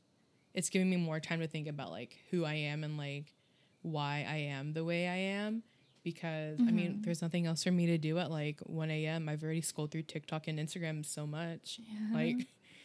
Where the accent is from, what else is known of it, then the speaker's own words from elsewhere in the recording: United States; as a Filipino-American